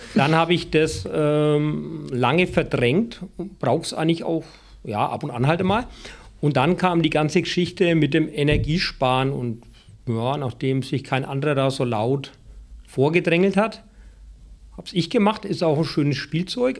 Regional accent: Franconia, Bavaria, Germany; moved away; also born or lived in Baden-Württemberg; als ich wieder nach Franken zurückkehren durfte

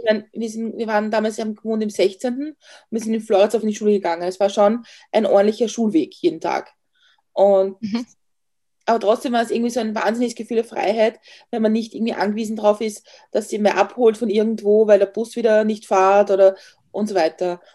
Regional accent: northern outskirts of Vienna, Lower Austria, Austria; wir sind am nördlichen Stadtrand von Wien aufgewachsen, also Niederösterreich

